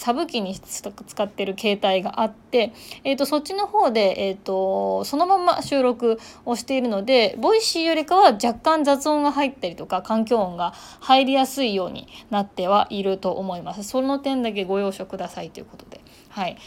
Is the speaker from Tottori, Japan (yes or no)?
no; Ishikawa, Japan; now in Kochi, Japan; 私これ地元石川県